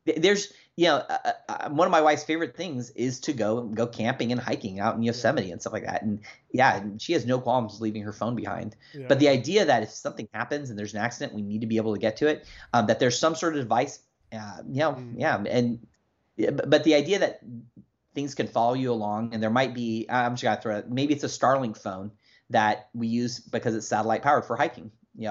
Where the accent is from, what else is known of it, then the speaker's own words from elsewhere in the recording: Germany; I remember when I was a kid growing up in Germany, and it's funny because my dad was in the army. We were military brats.